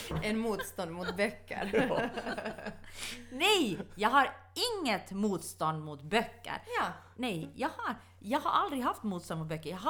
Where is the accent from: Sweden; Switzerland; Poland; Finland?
Finland; Ostrobothnia; Men jag är finländare. Dock inte nylänning, dock stolt österbottning.